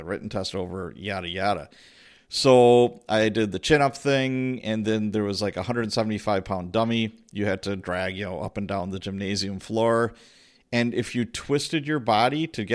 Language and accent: English; Chicago, Illinois, United States; moved away; also born or lived in Milwaukee; When I was a kid, I grew up in Chicago, Illinois.